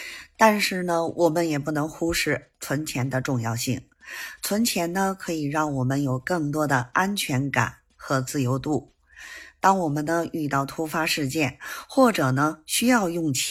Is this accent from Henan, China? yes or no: no; Beijing, China; 咱们下期节目再见